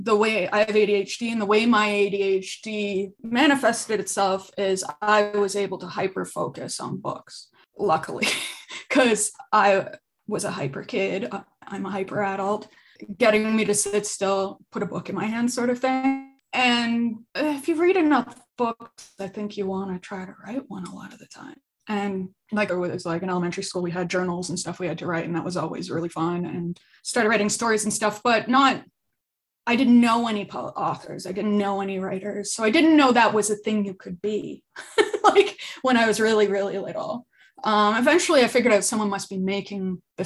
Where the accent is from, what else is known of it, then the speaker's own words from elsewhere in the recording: Ajax, Ontario, Canada; moved away as an adult; also born or lived in Toronto / Fredericton, New Brunswick; I grew up in Ajax, Ontario, just east of Toronto